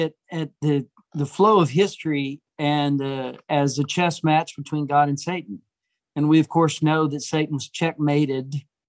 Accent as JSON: {"language": "English", "country": "United States", "said": "as an American"}